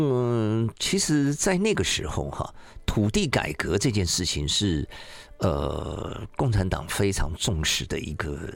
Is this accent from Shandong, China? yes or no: yes; Shandong, China; 赵玉清女士在我们山东人里面哈相当有名哈